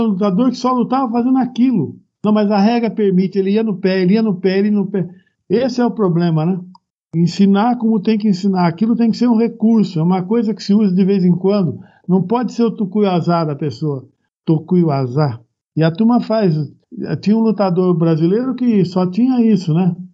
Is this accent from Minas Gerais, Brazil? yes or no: yes; Ouro Fino, Minas Gerais, Brazil; also born or lived in Presidente Prudente / São Caetano do Sul; now in Ribeirão Pires, Brazil; Eu também sou mineiro. Ah, é sou é... mineiro de Ouro Fino, nasci em Ouro Fino.